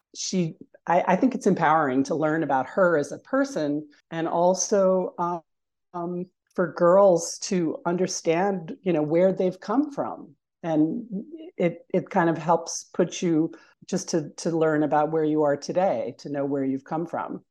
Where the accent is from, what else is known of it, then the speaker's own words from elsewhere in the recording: Richmond, Virginia, United States; also born or lived in Brooklyn, New York; now in upstate New York, United States; I'm originally from Richmond, Virginia